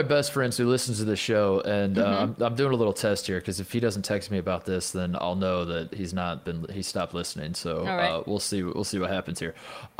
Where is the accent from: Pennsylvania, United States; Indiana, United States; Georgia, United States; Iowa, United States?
Indiana, United States; I'm from Indiana